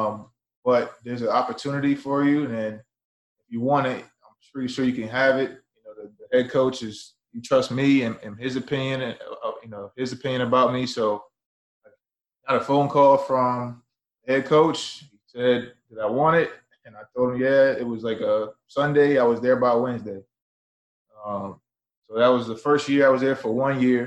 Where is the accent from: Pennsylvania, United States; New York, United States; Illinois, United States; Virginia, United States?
Virginia, United States; Chesapeake; moved away; also born or lived in Maine; Originally, I'm from Chesapeake, Virginia